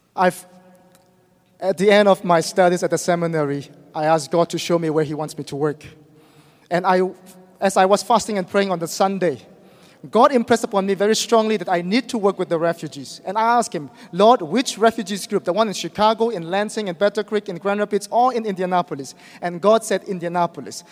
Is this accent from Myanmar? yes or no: yes; Myanmar; moved away as an adult; I am from Burma